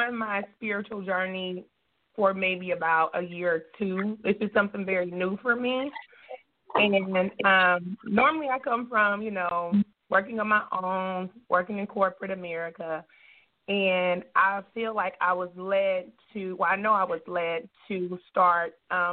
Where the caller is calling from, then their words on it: Missouri, United States; I'm calling from Missouri